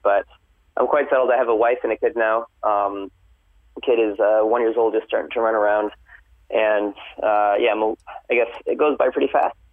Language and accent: English; New York, United States; moved away as an adult; also born or lived in California; now in Tokyo, Japan; I was born and raised in New York